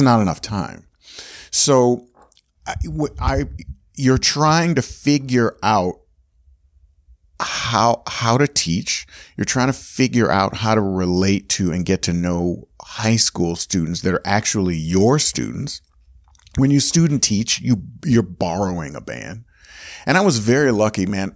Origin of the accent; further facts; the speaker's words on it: Gainesville, Florida, United States; moved away as an adult; I grew up in Gainesville, University of Florida was there